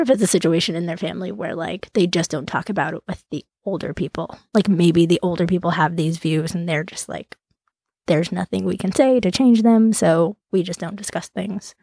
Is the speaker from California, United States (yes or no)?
yes; Central California, United States; I grew up in Central California